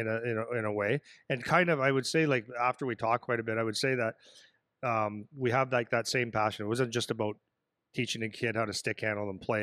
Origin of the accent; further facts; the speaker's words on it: Sudbury, Ontario, Canada; moved away; It's my hometown and I played there